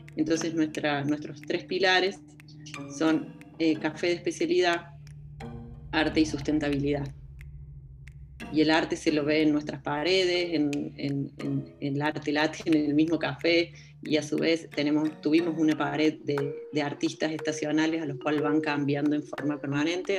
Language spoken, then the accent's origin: Spanish; interior of Córdoba, Argentina; now in Córdoba, Argentina; Yo soy, de, soy del interior de Córdoba, pero hace bastante me vine a estudiar a Córdoba y bueno, acá me quedé